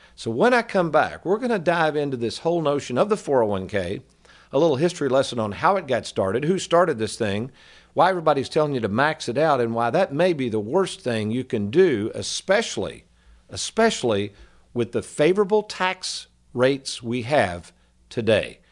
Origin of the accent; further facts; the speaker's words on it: Lexington, United States; growing up in Lexington, folks, I was raised by an entertaining family